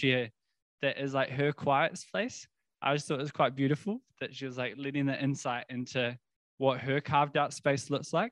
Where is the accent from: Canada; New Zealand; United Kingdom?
New Zealand; South Island; now in Wellington, New Zealand; grew up in the South Island